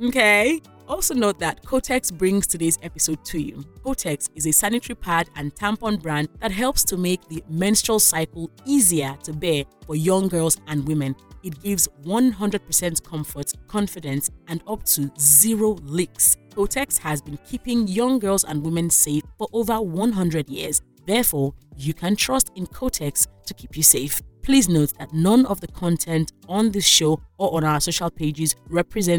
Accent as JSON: {"language": "English", "country": "Nigeria", "tie": "born or raised there", "said": "as a Nigerian child"}